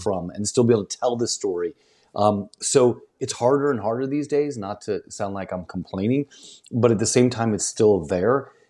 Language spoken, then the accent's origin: English; St. Louis, Missouri, United States; moved away; also born or lived in the Ozarks / Northeast Arkansas / West Tennessee / Memphis; I grew up right outside Saint Louis